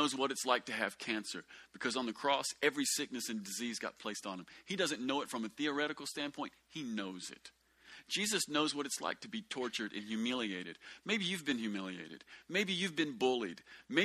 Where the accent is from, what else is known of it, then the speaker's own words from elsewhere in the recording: United States; white people growing up in America